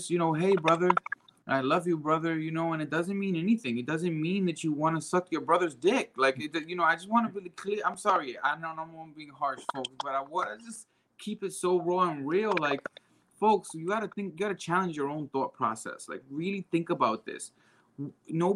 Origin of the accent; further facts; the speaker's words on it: New York City, New York, United States; I come from the Bronx. I'm Puerto Rican.